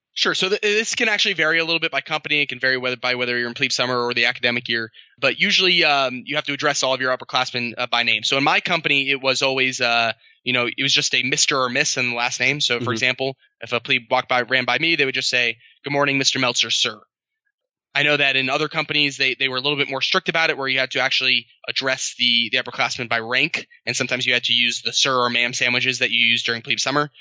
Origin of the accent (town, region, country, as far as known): New York City, New York, United States; born or raised there; moved away as an adult; also born or lived in Annapolis; now in Hawaii, United States